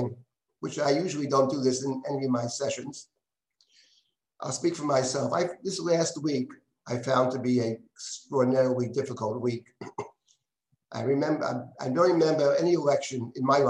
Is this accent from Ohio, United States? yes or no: no; New York, United States; I was born here in the United States. My parents were born in the United States. My grandmother came in 1884. New Yorkers all the way